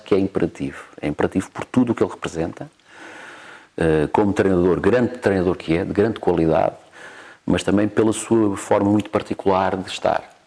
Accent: Cascais, Lisbon, Portugal; also born or lived in Mozambique; eu cresci em Cascais

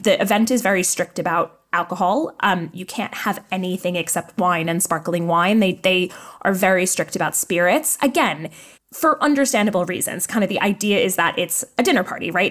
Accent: New York, United States; now in London, United Kingdom; I'm from New York

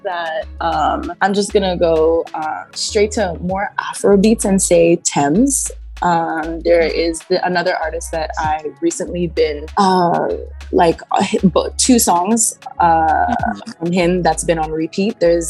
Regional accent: Toronto, Ontario, Canada; We're all from Canada, Toronto, Canada.

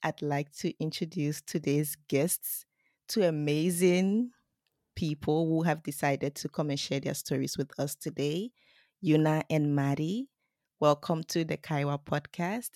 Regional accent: Liberia; now in Japan; I come from Liberia

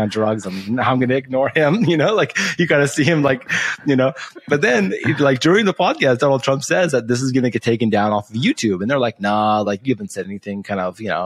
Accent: Canada; because I'm Canadian

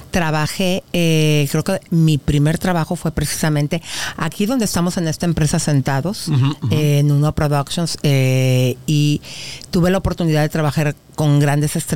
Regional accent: Aguascalientes, Mexico; also born or lived in Mexico City; now in United States; yo soy de la Ciudad de México, pero a los seis años me fui a vivir a Aguascalientes.

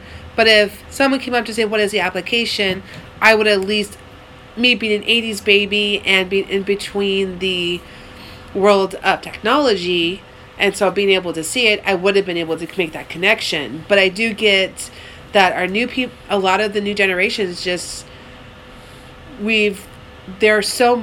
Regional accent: Oregon, United States; I'm from Oregon

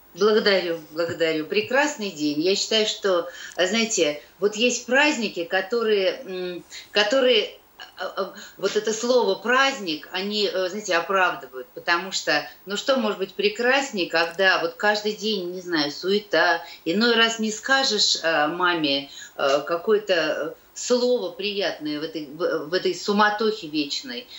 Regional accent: Dubna, Moscow Oblast, Russia; also born or lived in Kyiv; now in Moscow, Russia; Мама живет в Дубне, э, там, где я выросла, это под Москвой

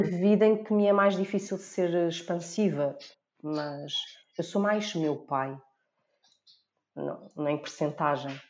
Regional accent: Almada, Lisbon, Portugal; eu sou da Almada

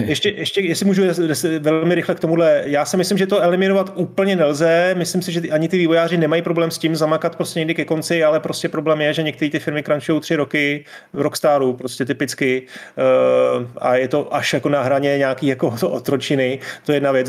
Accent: Czechia; tady u nás v Čechách

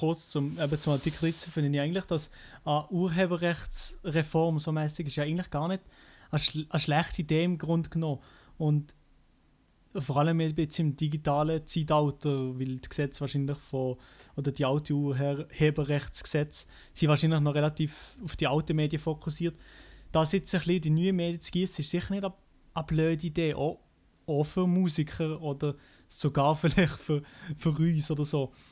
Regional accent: Switzerland; als Schweizer selber

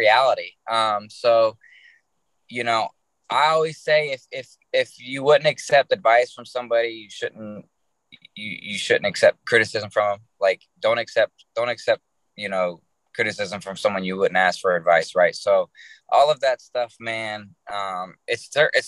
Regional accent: Charleston, West Virginia, United States; moved away; I wouldn't be who I am without West Virginia. I truly believe that, man. I can't imagine growing up anywhere else that I grew up. Obviously, I don't live there anymore

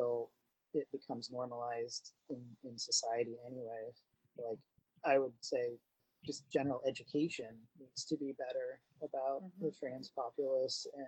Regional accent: Midwest, United States; now in New England, United States; I grew up in the Midwest, so it was very standard to say sir or ma'am. And then moving over here to New England

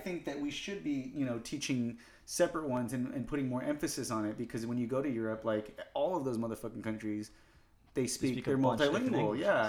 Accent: United States; You know, like Americanized, like I was born in America. Yeah. I was here the whole time. I didn't grow up in Mexico. I don't even have any living relatives that I know of in Mexico.

